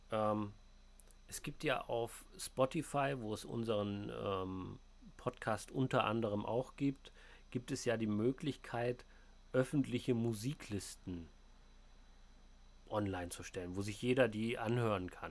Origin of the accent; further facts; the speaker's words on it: East Germany, Germany; Ähm, ja, ich komme halt aus dem Osten, ne?